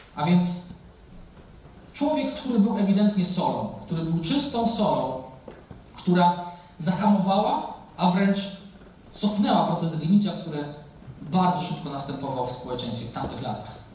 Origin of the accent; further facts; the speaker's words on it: a village near Olsztyn, Warmian-Masurian Voivodeship, Poland; moved away; also born or lived in Gdańsk; pochodzę ze wsi, więc żeby wyjechać do miasta to była wielka wyprawa